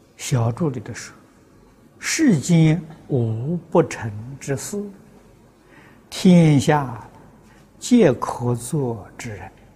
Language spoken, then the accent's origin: Chinese; Tongcheng, Anhui, China; moved away; 清朝有个同城派啊，就出在我们家乡